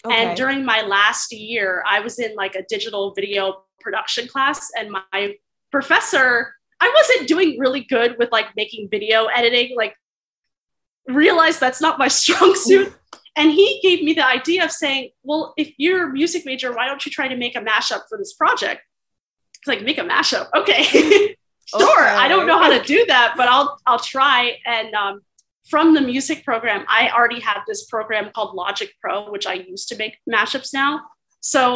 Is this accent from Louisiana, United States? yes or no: no; Alexandria, Virginia, United States; I am from Alexandria, Virginia in the United States